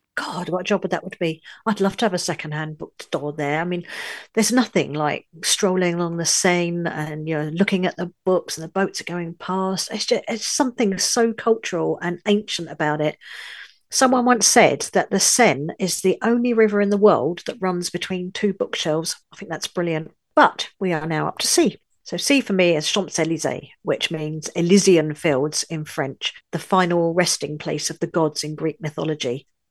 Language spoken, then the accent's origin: English; London, United Kingdom; moved away as an adult; also born or lived in northern France; now in France; I was born in London, U K, but I now live in a little village in the far north of France